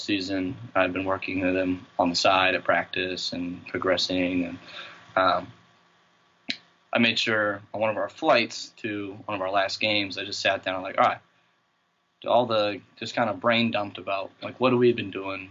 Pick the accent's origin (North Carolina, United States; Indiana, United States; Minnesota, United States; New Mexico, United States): Minnesota, United States; St. Paul; moved away as an adult; also born or lived in Springfield, Massachusetts / Thibodaux, Louisiana; now in Amherst, United States; I grew up in St. Paul, Minnesota, right outside Twin Cities